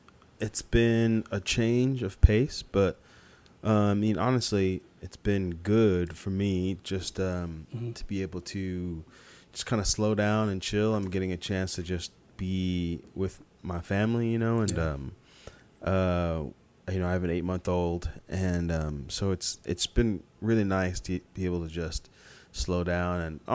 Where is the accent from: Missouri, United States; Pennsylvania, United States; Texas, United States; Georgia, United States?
Missouri, United States; Columbia; Well, I'm originally from Columbia, Missouri, and my parents are from Nigeria, so. My mom was 8 months pregnant with me when she moved to Missouri from Nigeria.